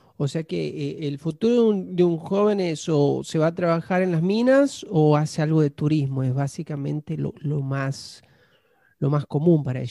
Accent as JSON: {"language": "Spanish", "country": "Argentina", "moved": "yes", "lives_now": "United States"}